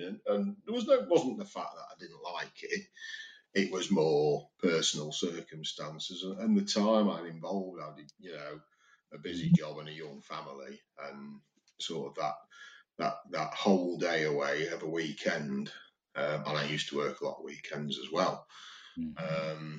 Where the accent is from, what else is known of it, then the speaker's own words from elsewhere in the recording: Chesterfield, East Midlands, United Kingdom; when we were growing up in Chesterfield